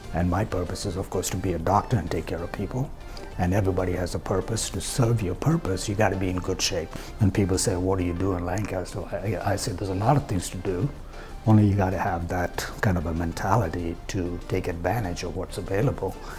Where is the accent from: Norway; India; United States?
India; moved away as an adult; I was born in India, and of course, I went to college over there